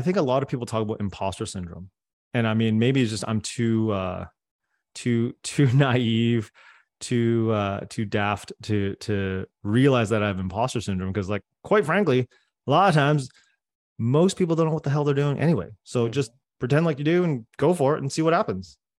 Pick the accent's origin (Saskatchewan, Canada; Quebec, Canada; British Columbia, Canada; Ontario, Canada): British Columbia, Canada; Coquitlam; first language Cantonese; English is a second language; i grew up in coquitlam canada man a suburb of vancouver